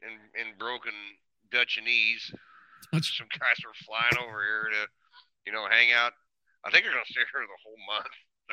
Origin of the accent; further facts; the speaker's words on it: Vermont, United States; You think that we're scared of that? We're from Vermont.